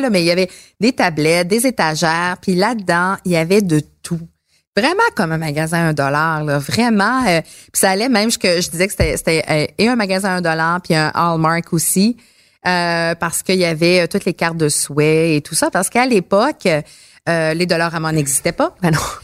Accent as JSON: {"language": "French", "area": "Abitibi", "region": "Quebec", "country": "Canada", "said": "je viens de l'Abitibi"}